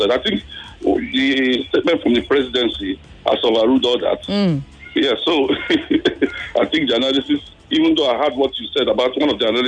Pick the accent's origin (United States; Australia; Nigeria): Nigeria; it's sad for me as a Nigerian